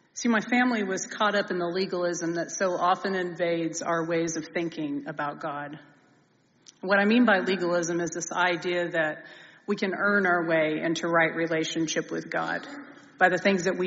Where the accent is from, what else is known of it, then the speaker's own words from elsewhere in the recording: Bethany, Oklahoma, United States; I come from a small Oklahoma town called Bethany